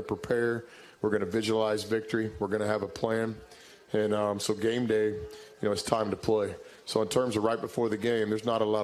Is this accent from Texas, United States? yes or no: yes; Irving, Texas, United States; growing up in Irving, Texas, I was a Cowboy fan, lived right next to the old Texas Stadium